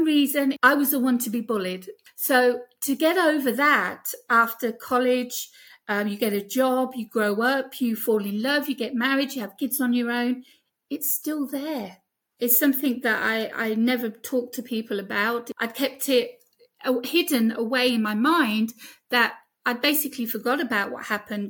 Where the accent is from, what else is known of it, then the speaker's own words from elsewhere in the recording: United Kingdom; accent: British; now in Greece; my British accent